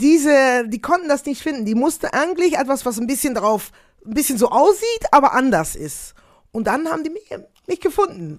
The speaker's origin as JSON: {"language": "German", "country": "Netherlands", "second_language": "German", "moved": "as an adult", "lives_now": "Belgium", "said": "Ich lebe in Belgien, komme aus Holland, lebe in Belgien, arbeite sehr, sehr viel in Deutschland"}